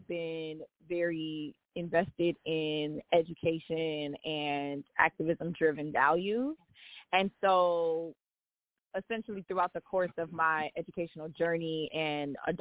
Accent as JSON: {"language": "English", "town": "New York City", "region": "New York", "country": "United States", "tie": "born or raised there", "said": "I am from the Bronx. Born, raised"}